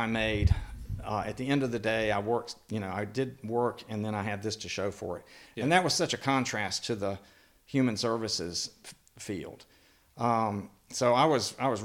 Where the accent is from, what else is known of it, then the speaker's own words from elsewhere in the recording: Rock Hill, South Carolina, United States; now in Black Mountain, United States; I grew up in Rock Hill, which is below Charlotte.